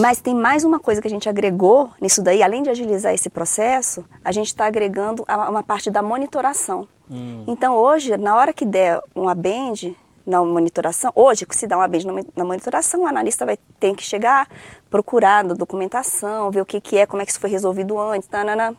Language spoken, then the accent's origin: Portuguese; Brasília, Federal District, Brazil; also born or lived in Rio de Janeiro / São Paulo / Viçosa; Morei em São Paulo até os três anos e vim para Brasília aos três. Então, assim, eu me considero candanga